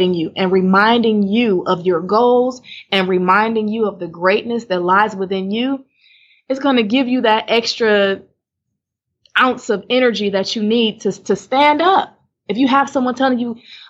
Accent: Cleveland, Ohio, United States; moved away as an adult; now in Houston, United States; I was in Cleveland, Ohio my whole life

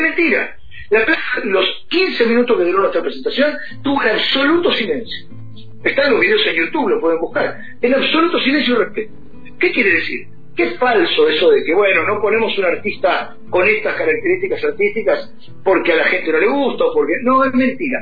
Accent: Temperley, Buenos Aires Province, Argentina; now in Luis Guillón, Argentina; soy oriundo de Temperley, pero hace unos años vivo en una barriada que está cerquita de ahí que se llama Luis Guillón

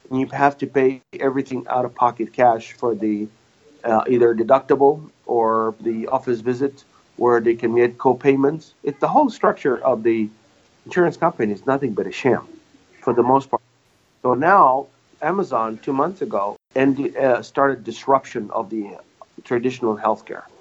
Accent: Louisiana, United States

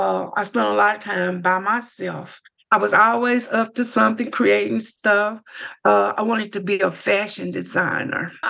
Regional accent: Lake Providence, Louisiana, United States; I grew up here in Lake Providence

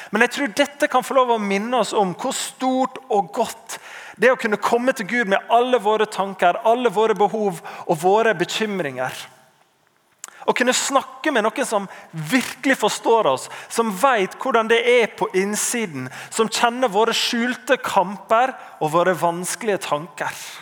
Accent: Norway

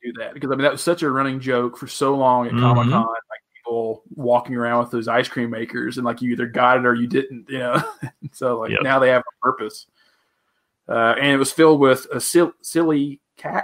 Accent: the South, United States; moved away; I'm from the South.

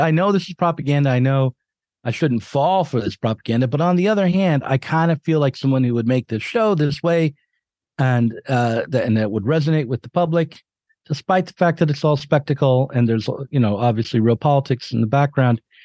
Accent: United States; as an American

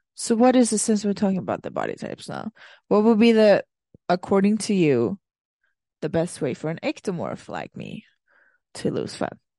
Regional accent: Sweden; moved away; I come from Sweden, and when I lived there

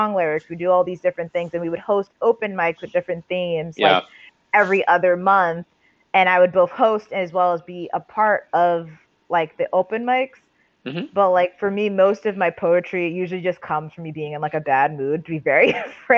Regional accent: New York City, New York, United States; born and raised in Staten Island, still in Staten Island, proudly rep Staten Island, New York

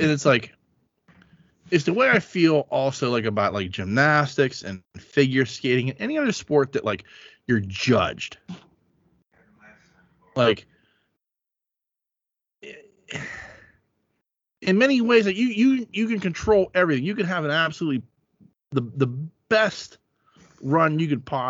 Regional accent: United States; as an American

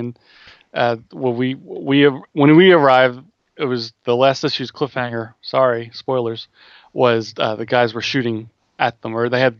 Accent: United States; I'm American, so I say Riccardi.

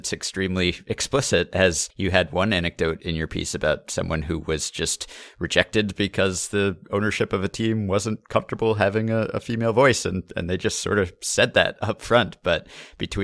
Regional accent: New York, United States; I grew up in New York

